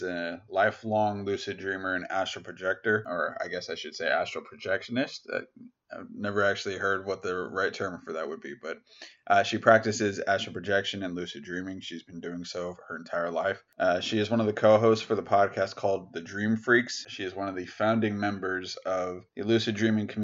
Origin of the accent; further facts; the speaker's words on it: United States; my home country, the US